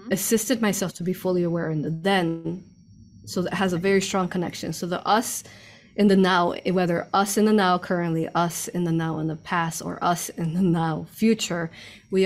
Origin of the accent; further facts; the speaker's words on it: Chicago, Illinois, United States; I grew up in Chicago.